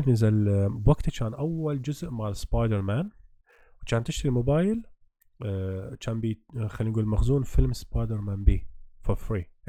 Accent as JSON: {"language": "Arabic", "country": "Iraq", "said": "احنا عراقيه"}